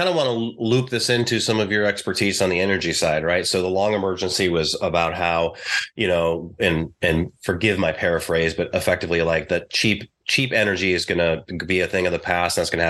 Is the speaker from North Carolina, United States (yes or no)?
no; North Dakota, United States; I'm from North Dakota.